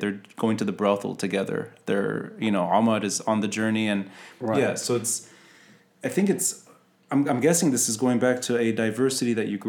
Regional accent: Beirut, Beirut Governorate, Lebanon; I grew up in West Beirut.

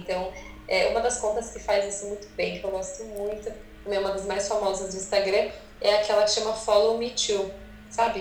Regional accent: ABC, São Paulo, Brazil; moved away as an adult; now in California, United States; eu sou brasileira, sou do ABC

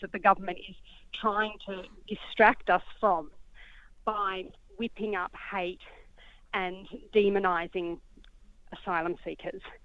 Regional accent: Australia; I am an Australian um, by by nationality

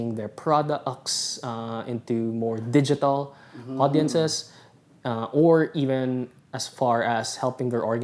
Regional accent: Philippines; moved away as an adult; also born or lived in Singapore / Boston; I was away from the Philippines for 7 years.

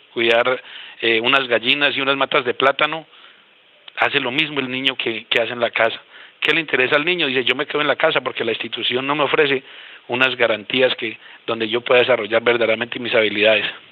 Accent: Boyacá, Colombia; now in Guaviare, Colombia; yo soy boyacense y nací en el campo

